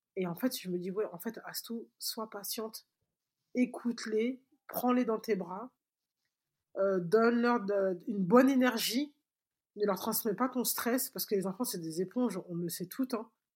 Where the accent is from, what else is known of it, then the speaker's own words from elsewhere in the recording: Mali; chez nous au Mali